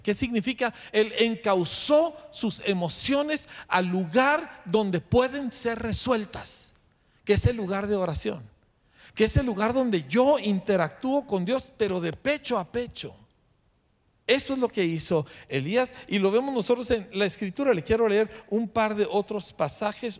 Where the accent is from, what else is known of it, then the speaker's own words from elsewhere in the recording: Mexico; a mí como mexicano